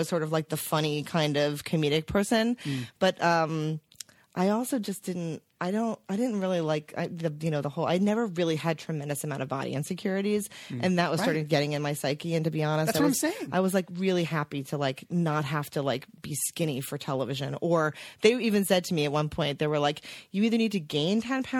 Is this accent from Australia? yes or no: no; Teaneck, New Jersey, United States; moved away as an adult; also born or lived in Los Angeles / New York; I grew up in Teaneck, New Jersey.